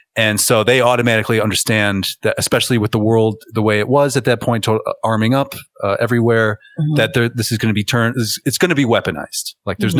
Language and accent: English; United States; I'm an American